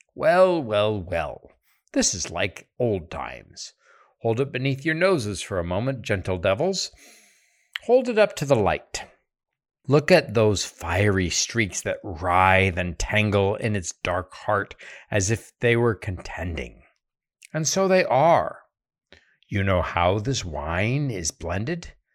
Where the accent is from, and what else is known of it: United States